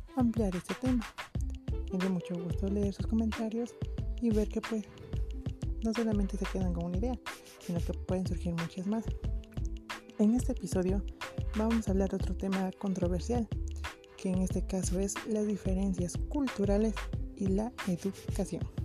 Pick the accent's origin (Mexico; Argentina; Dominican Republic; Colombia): Mexico; como mexicanos